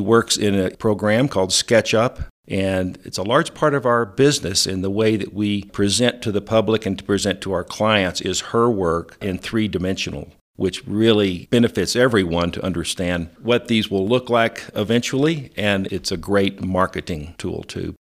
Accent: West Texas, United States; moved away as an adult; also born or lived in Austin, Texas / San Francisco; now in Alamosa, United States; I'm from Texas originally, and, uh, West Texas specifically

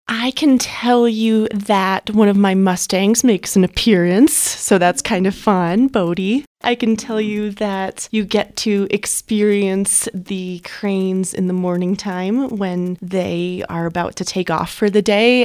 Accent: Huntington, New York, United States; moved away as an adult; now in San Luis Valley, United States; I was born and raised in Long Island, New York, and I moved out west when I was 21 years old

